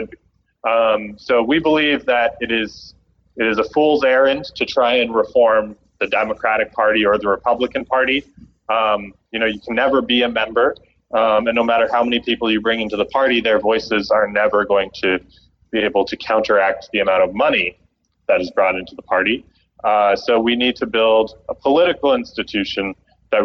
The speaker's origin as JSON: {"language": "English", "country": "Canada", "tie": "born or raised there", "moved": "yes", "said": "my home country, Canada"}